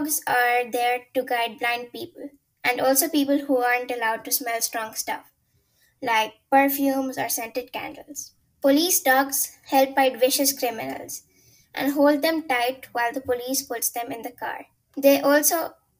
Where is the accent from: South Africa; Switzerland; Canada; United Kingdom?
Switzerland; I'm 11 years old and I'm from Switzerland.